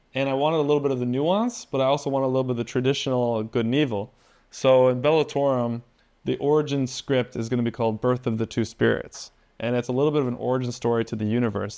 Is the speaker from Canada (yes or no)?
yes; Canada; I'm from Canada, I'm not even from America